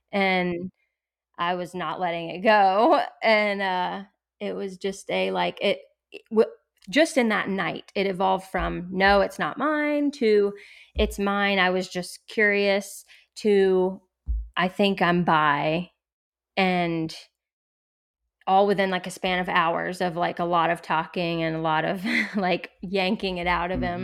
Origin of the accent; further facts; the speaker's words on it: Orlando, Florida, United States; I grew up in Orlando, which was different. Um, and I moved to our small town.